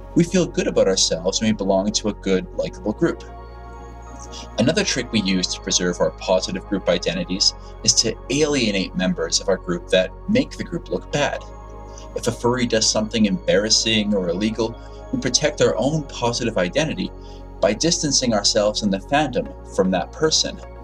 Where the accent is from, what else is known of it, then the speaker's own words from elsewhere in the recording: Canada; Being Canadian